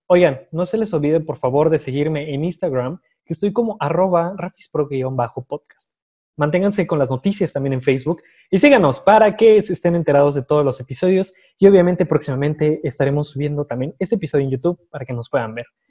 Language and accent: Spanish; Tequisquiapan, Querétaro, Mexico; somos de Tequisquiapan